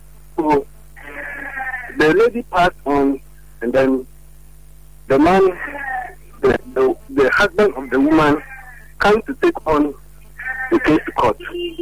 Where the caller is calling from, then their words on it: Kumasi, Ashanti, Ghana; Yeah, I'm calling from Kumasi.